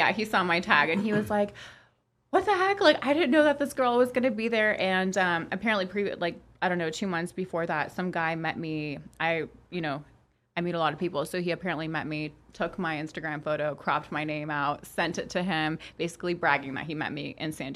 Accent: Toronto, Ontario, Canada; first language Polish; English is a second language; both my parents are from Poland, and they met in Canada. But that being said, we have such a huge community of Polish people in Toronto that my first language was Polish, and I, like, learned English at the age of 4

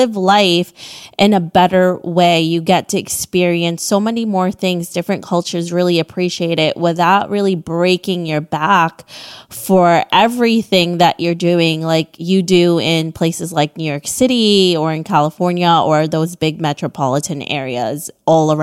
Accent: Philippines; I'm from the Southeast Asia.

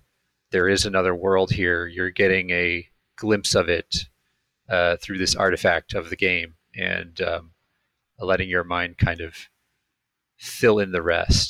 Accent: Ojai, California, United States; now in Los Angeles, United States; I grew up in Ojai, which is a small town a couple hours north

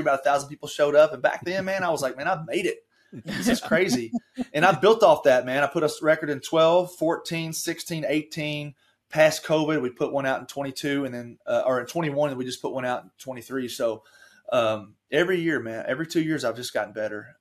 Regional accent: Taylorsville, Kentucky, United States; I grew up in Taylorsville

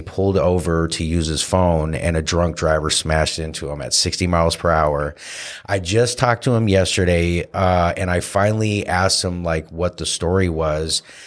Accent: Santa Cruz, California, United States; my best friend, uh, James McCord, uh, who I grew up here with in Santa Cruz

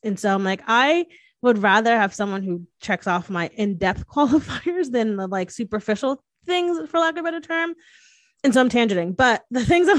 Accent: Northeast, United States; I'm from the Northeast. I talk with my hands, obviously.

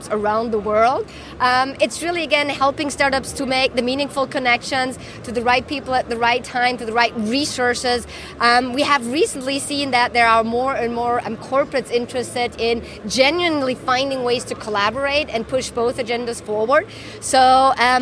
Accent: Germany; moved away as an adult; also born or lived in France / Japan; now in Hong Kong; I'm originally from Germany.

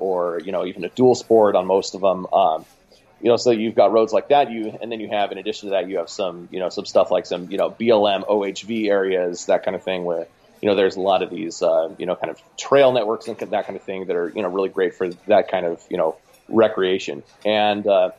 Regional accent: Oregon City, Oregon, United States; Oregon City, Oregon, which is outside of Portland

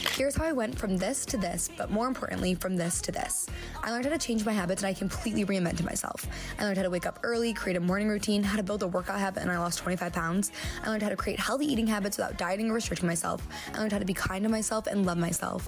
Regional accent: Michigan, United States; I'm 26 and I'm from Michigan

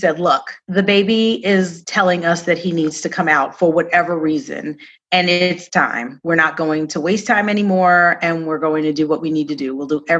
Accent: Queens, New York, United States; moved away as an adult; I am a native New Yorker. I grew up in Queens, New York, and moved here right out of college.

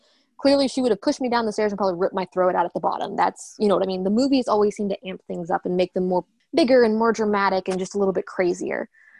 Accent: the Bible Belt, United States; I grew up in the Bible Belt.

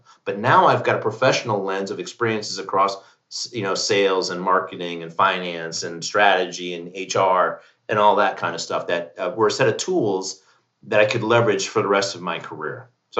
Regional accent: Fort Benning, Georgia, United States; born there; My father was an infantry officer. I was born in Fort Benning, Georgia.

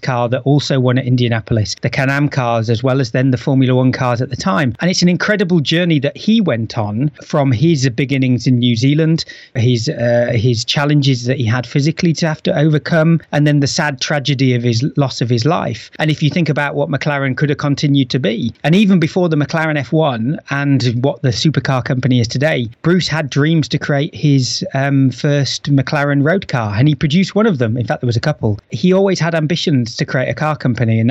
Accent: the north of England, United Kingdom; I'm from the north of England

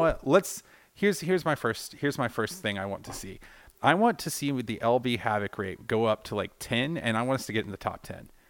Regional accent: Georgia, United States; we're both from Georgia

